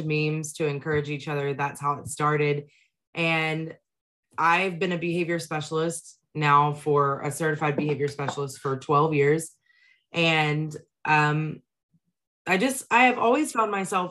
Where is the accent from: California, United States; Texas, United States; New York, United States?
Texas, United States; I'm from Texas